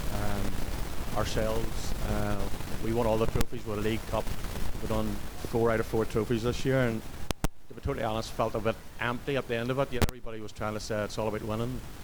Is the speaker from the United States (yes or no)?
no; Portadown, Northern Ireland, United Kingdom; from Craigam Tanks from Portadown